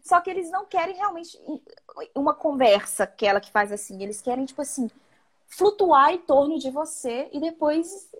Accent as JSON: {"language": "Portuguese", "town": "Viçosa", "region": "Minas Gerais", "country": "Brazil", "said": "sou de Viçosa, né? Interior de Minas."}